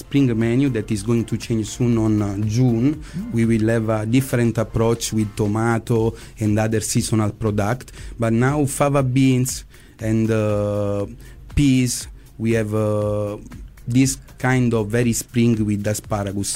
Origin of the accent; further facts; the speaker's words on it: Naples, Campania, Italy; English is a second language; now in Singapore; Napoli is is the place where I born